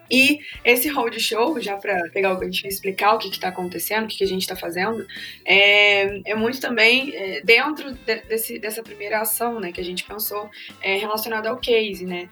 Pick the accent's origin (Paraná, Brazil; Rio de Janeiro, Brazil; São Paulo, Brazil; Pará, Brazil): Rio de Janeiro, Brazil; Valença; publicitária sou de Valença, interior do estado do Rio, que não é Vassouras